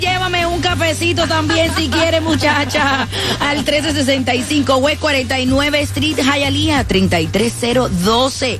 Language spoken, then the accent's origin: Spanish; Venezuela; moved away; en mi país, que soy de Venezuela